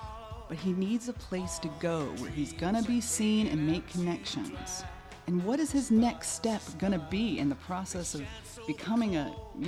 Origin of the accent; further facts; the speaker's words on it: United States; we're from America.